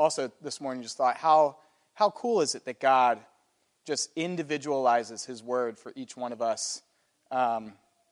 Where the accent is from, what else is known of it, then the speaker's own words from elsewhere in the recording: United States; an American with a Western mindset